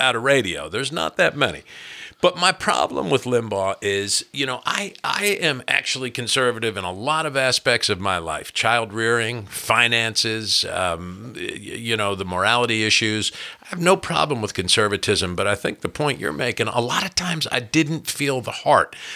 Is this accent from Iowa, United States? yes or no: no; New Jersey, United States; moved away as an adult; now in Kentucky, United States; When I was a kid growing up in New Jersey